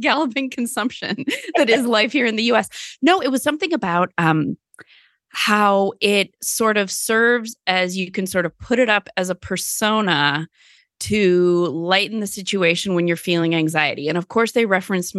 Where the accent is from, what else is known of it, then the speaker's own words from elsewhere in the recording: American Midwest, United States; accent: American Midwestern; my American Midwestern accent